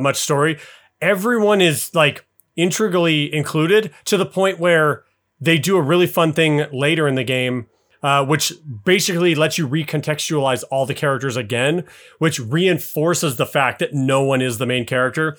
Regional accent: Salt Lake City, Utah, United States; I grew up in Salt Lake City

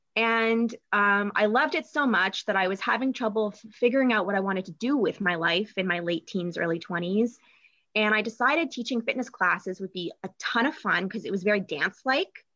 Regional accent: Toronto, Ontario, Canada; moved away as an adult; now in Michigan, United States; I grew up in Toronto, Canada.

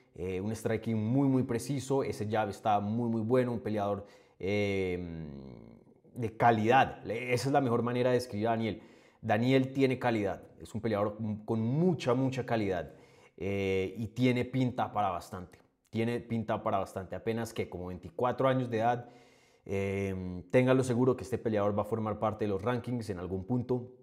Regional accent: Colombia; como buen colombiano

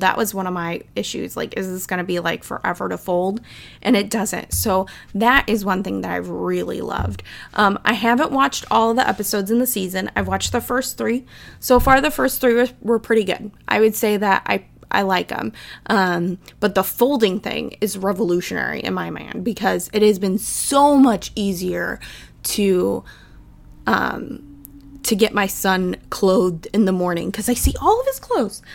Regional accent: Midwest, United States; I'm from the Midwest

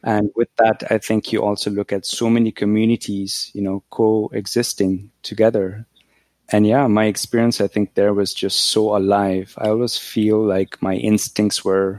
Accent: Nairobi, Kenya; moved away as an adult; now in Canada; when I grew up in Nairobi, we didn't have a phone

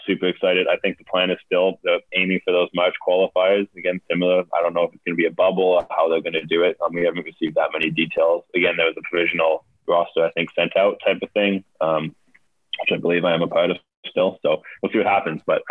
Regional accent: Nanaimo, British Columbia, Canada; I came from a city called, I was born in Nanaimo, it was called, which is this 100,000 type city

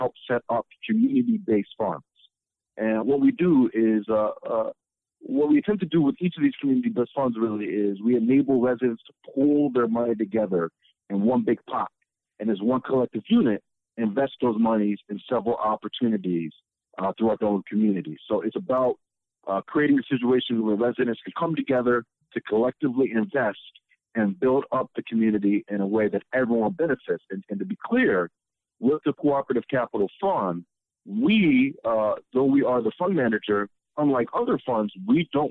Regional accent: Alexandria, Virginia, United States; moved away as an adult; also born or lived in Richmond, Virginia / Ghana; now in Detroit, United States; I'm originally from Alexandria, Virginia. I would end up growing up there

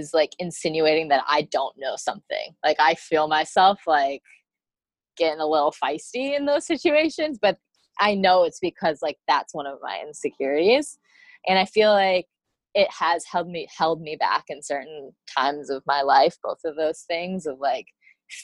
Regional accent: Michigan, United States; moved away; I grew up in Michigan

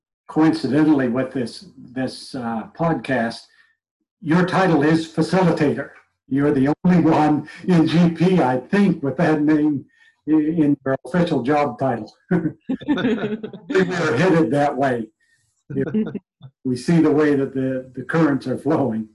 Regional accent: New Brunswick, Canada; I come from New Brunswick

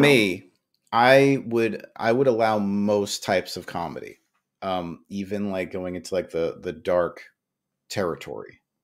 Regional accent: New York, United States; I grew up in New York

